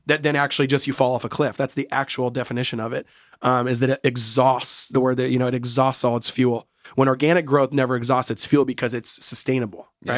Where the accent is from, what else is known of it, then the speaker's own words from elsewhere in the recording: Seattle, Washington, United States; I was born and raised in Seattle